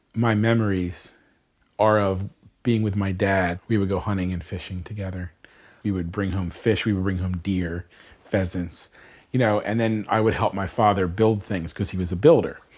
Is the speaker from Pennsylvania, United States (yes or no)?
yes; Bucks County, Pennsylvania, United States; Grew up in Bucks County, Pennsylvania.